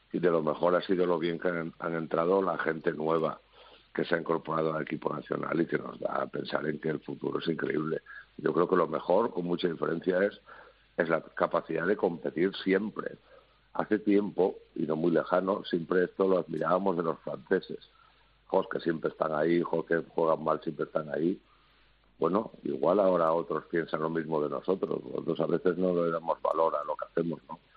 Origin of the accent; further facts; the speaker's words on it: Asturias, Spain; Yo creo que que vengo de Asturias, que estoy entrenado un poco al fresquito, que tampoco vengo de, del sur, pero...